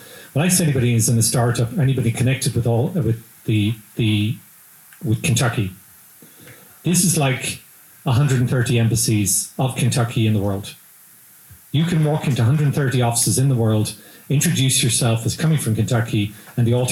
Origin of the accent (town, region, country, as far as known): Ireland; accent: Irish; now in Lexington, United States